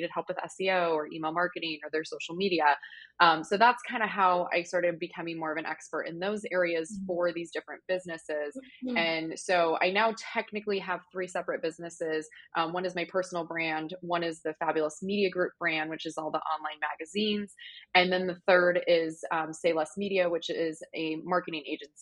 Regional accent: Wisconsin / Arizona, United States; I was born in Wisconsin and we moved to Arizona, mid 90s. So I was around 10

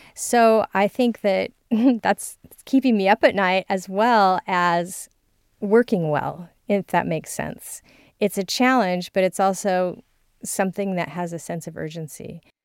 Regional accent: California, United States; I'm from California

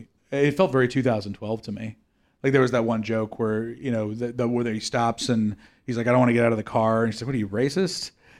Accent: Oakland, California, United States; I'm from Oakland, which is, you know, near San Francisco

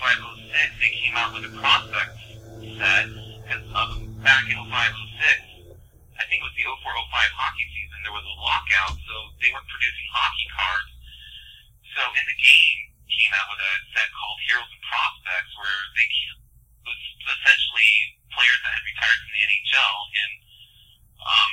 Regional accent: Vancouver, Washington, United States; But I grew up in Vancouver, Washington, which is just north of Portland, Oregon by about 5-10 minutes

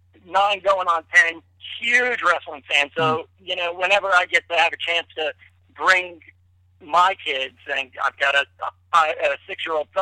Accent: New Jersey, United States; now in North Carolina, United States; I'm in Carolina now. I grew up in Tri-State, grew up in Jersey.

